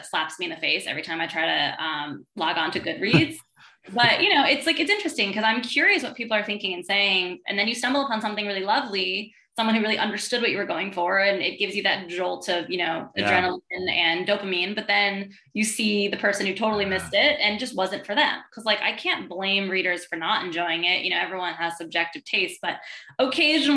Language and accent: English; Manhattan and Westchester County, New York, United States; also born or lived in Brooklyn, New York; I grew up partly in Manhattan, partly in Westchester County, upstate New York, an hour upstate